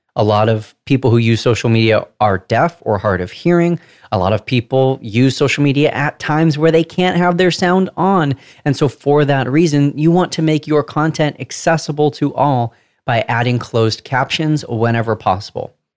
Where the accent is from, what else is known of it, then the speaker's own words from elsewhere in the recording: Southern California, United States; accent: Southern California; decipher my Southern California accent